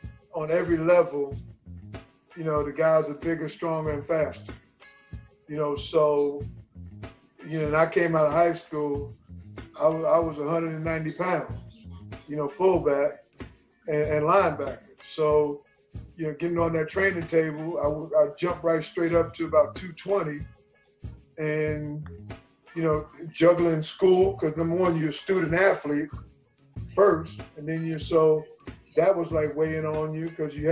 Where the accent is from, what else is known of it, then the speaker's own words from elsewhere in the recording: New York City, New York, United States; moved away as an adult; also born or lived in Chicago; I said, I want to go south, but not too far south, because I'm a city guy. I'm from Brooklyn, New York.